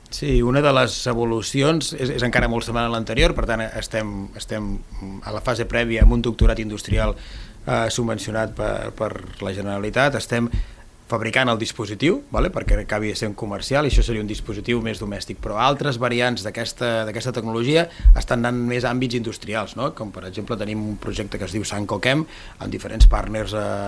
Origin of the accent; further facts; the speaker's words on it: Altafulla, Catalonia, Spain; com l'Edu jo sóc d'Altafulla